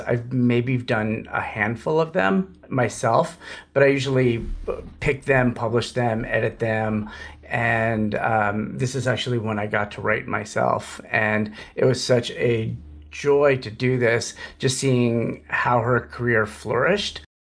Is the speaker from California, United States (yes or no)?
yes; Los Angeles, California, United States; as a kid, I grew up in Los Angeles